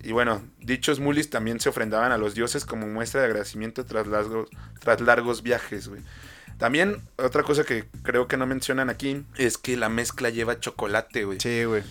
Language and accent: Spanish; Michoacán, Mexico; en Michoacán lo conocemos como basolote